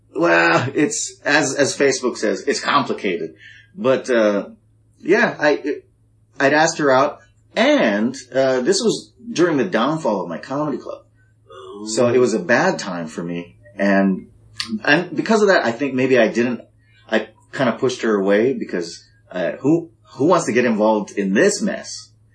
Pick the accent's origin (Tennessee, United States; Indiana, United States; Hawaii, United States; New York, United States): Hawaii, United States; I'm a guy from Hawaii